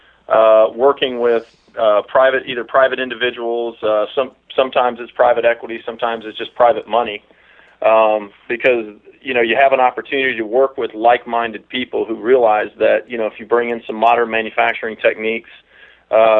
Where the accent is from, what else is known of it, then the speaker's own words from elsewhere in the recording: South Georgia, United States; moved away as an adult; now in Washington, United States; I'm originally from South Georgia, so if you don't pick up a Washingtonian accent, it's because there's not one. But I moved out here probably about 7 years ago.